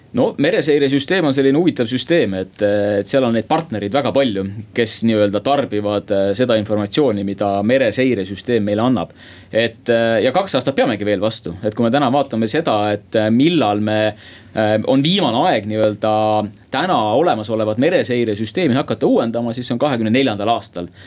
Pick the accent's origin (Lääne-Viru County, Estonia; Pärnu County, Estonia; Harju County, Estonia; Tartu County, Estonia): Harju County, Estonia; Saue Parish; Saue vald.